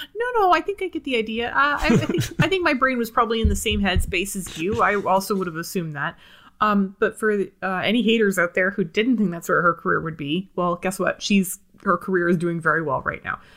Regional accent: near Buffalo, Ontario, Canada; we lived close enough to Buffalo that I would get all the commercials

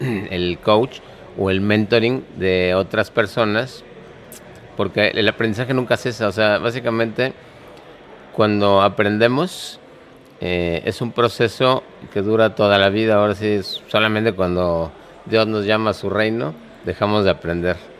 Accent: Mexico City, Mexico; soy de la Ciudad de México

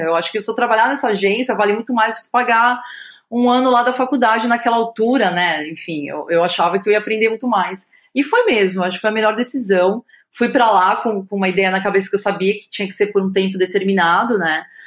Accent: São Paulo, Brazil; nasci em São Paulo

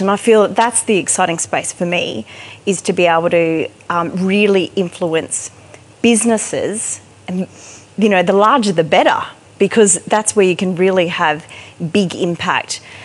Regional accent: Sunshine Coast, Queensland, Australia; I'm, I'm a country girl. I'm from the Sunshine Coast.

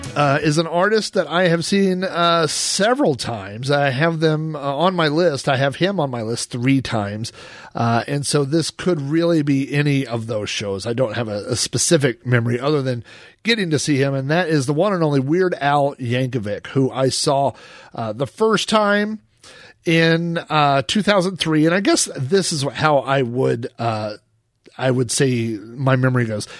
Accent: Oklahoma, United States; I was the guy from Oklahoma

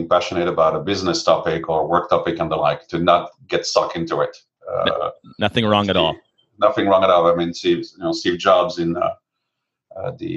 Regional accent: France; moved away as an adult; now in United States; I came from France for 1 year exchange

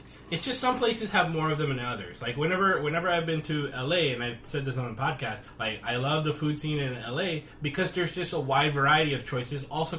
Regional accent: Texas, United States; moved away; I'm from Texas, and I know barbecue.

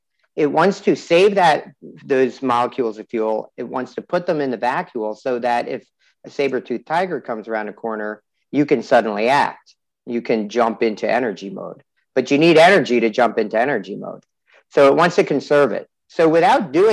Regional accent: New Jersey, United States; New Jersey, which is my home state

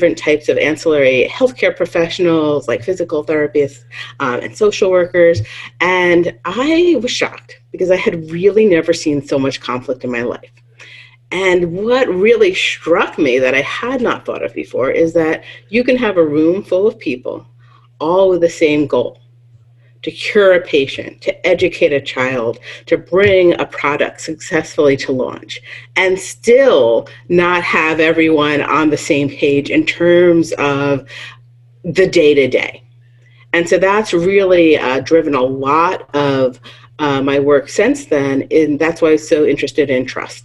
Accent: small town in New York, United States; moved away as an adult; also born or lived in Baltimore, Maryland; now in Iowa, United States; I was born in a small town in New York, about 40 miles north of the city, and that's where I grew up, and my parents still live there

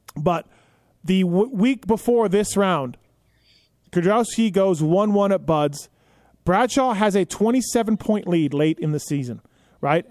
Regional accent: Manitoba, Canada; I'm from Manitoba

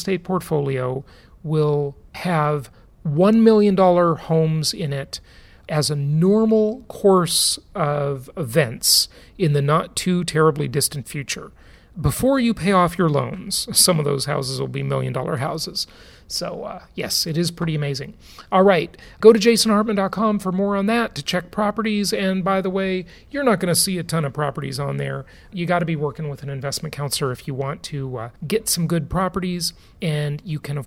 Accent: Los Angeles, California, United States; moved away as an adult; now in Florida, United States; LA, my hometown

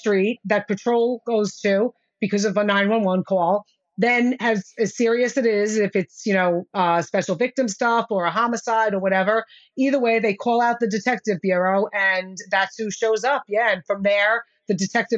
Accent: New York City, New York, United States; I am from the Bronx in New York City

